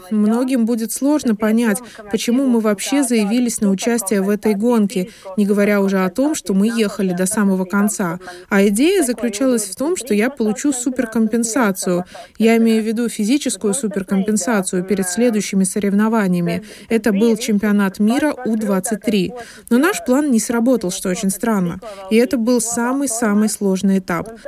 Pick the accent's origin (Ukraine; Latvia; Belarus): Latvia; Особенность заключается в том, что я родом из Латвии, которую нельзя назвать особо лыжной державой.